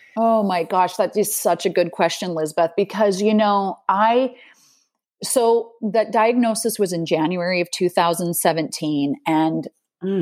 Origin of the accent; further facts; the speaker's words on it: Salt Lake City, Utah, United States; moved away as an adult; now in Netherlands; growing up in Salt Lake City, the the city the, is nestled between two mountain ranges